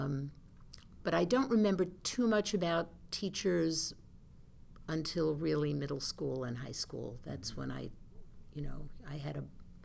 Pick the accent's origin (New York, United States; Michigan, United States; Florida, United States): New York, United States; Oceanside; I started in Oceanside in school in second grade at School One